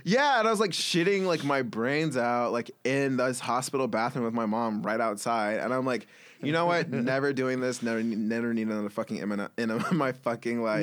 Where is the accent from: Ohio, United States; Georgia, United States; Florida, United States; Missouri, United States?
Georgia, United States; Atlanta; moved away as an adult; now in Brooklyn, United States; I grew up in Atlanta